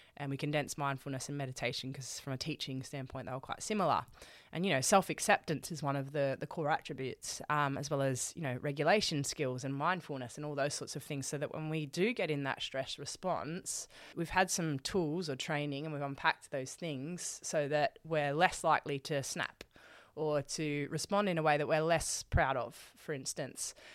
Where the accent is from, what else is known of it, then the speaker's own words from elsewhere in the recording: Sydney, New South Wales, Australia; we're, we're here in Melbourne. I'm from Sydney